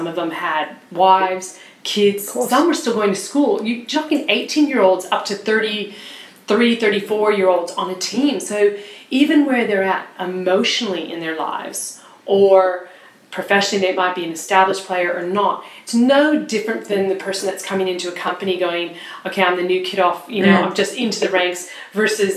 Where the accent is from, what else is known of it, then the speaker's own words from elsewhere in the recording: United States; now in Australia; I was educated growing up in the States